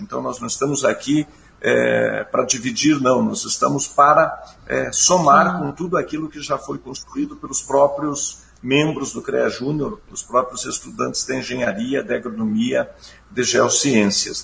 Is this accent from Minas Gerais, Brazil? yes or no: no; Curitiba, Paraná, Brazil; Eu nasci em Curitiba, né? Nasci em Curitiba, estudei sempre em Curitiba